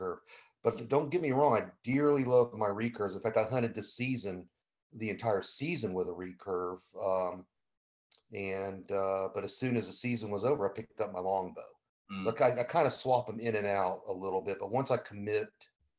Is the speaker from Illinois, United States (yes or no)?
no; Indian River Lagoon, Florida, United States; I grew up on the Indian River Lagoon